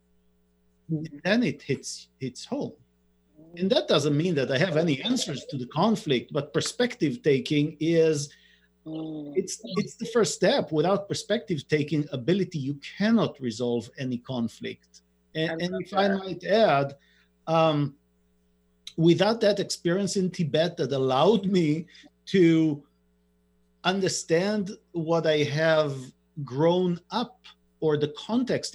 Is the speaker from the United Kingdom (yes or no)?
no; Israel; moved away; I grew up in Israel